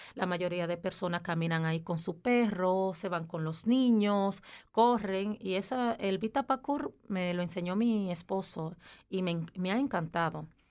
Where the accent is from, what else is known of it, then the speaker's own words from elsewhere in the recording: Dominican Republic; moved away as an adult; also born or lived in Aargau, Switzerland; now in Switzerland; en mi país, que soy de República Dominicana